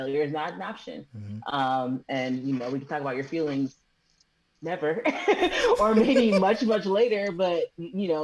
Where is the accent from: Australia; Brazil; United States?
United States; accent: American; my American accent